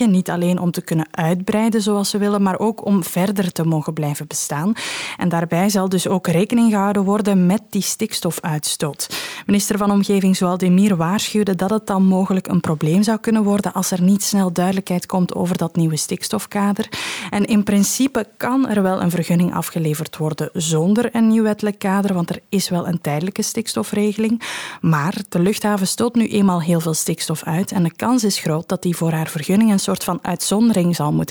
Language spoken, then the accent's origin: Dutch; Limburg, Belgium; Wij zijn Limburgers, hè. we hebben een heel groot Limburgers uh, gevoel, samenhorigheidsgevoel.